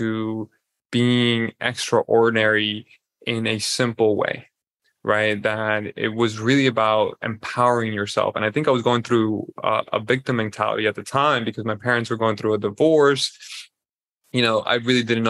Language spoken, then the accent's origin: English; Colombia; I am born and raised in Colombia